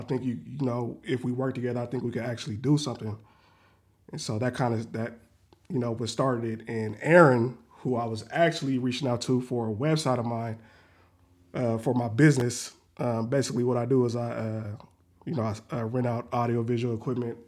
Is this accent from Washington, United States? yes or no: yes; Renton, Washington, United States; also born or lived in Seattle; I was born and raised in, in Renton